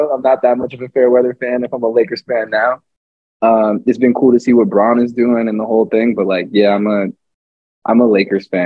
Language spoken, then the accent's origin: English; Atlanta, Georgia, United States; now in New York, United States; I'm from Atlanta